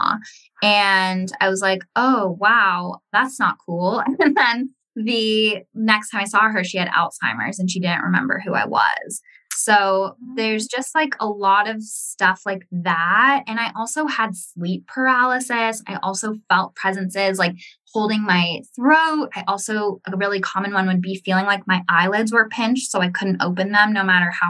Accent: Ojai, California, United States; I was in my hometown of Ojai

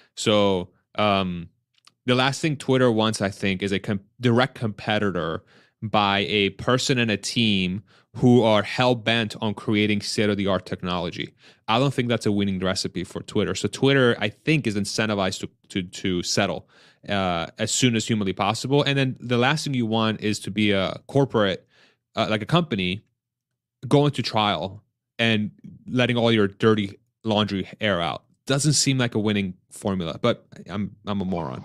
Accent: Pennsylvania, United States; now in Austin, United States; I'm from Pennsylvania, I'm from the Northeast

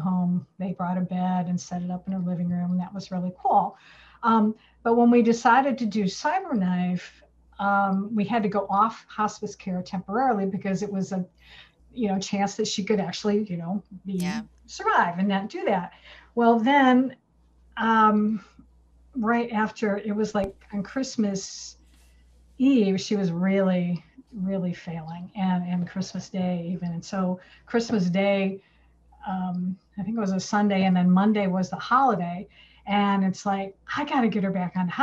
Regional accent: Michigan, United States; We grew up in Michigan

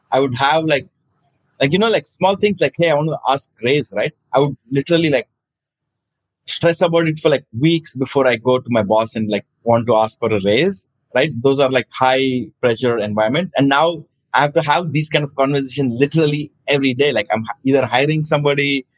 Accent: India; moved away as an adult; also born or lived in New York, United States; Growing up in India

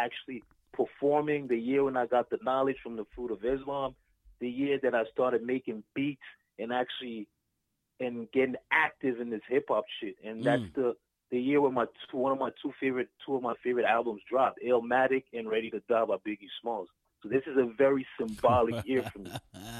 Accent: DR Congo; now in United States; I'm originally from Congo, right?

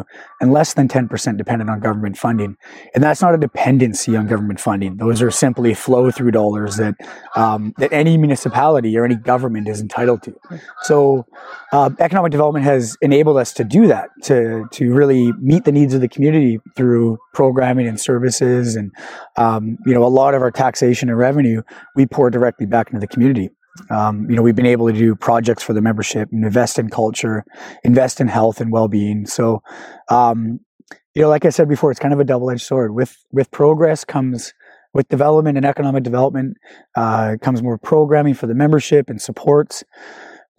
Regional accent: Chilliwack, British Columbia, Canada; I grew up on Chiactin on several acres

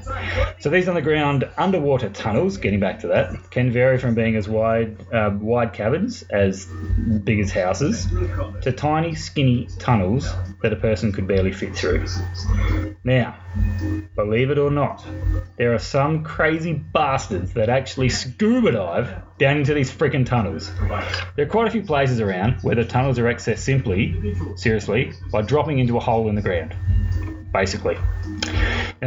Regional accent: Mount Gambier, South Australia, Australia; my little hometown of Mount Gambier is located in an area that was once home to many active volcanoes

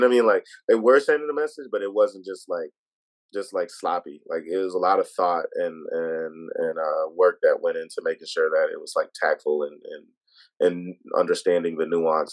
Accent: United States; I was born in the States, but my family from Trinidad

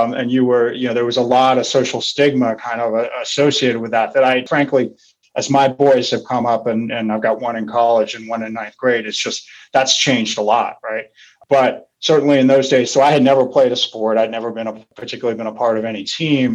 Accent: Santa Rosa, California, United States; moved away; also born or lived in San Francisco; I was this kid from Santa Rosa, which at the time was really kind of a farm town

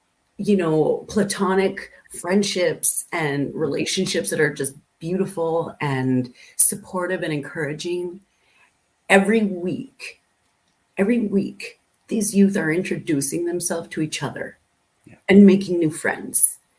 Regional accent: Canada; I think we're so Canadian.

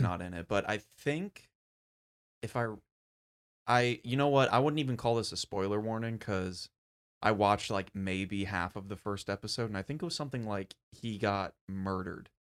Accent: United States; me being an American

